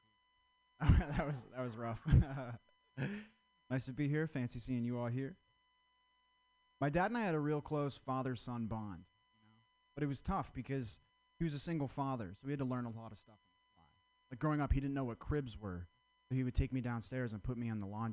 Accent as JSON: {"language": "English", "region": "Vermont", "country": "United States", "said": "I'm from Vermont."}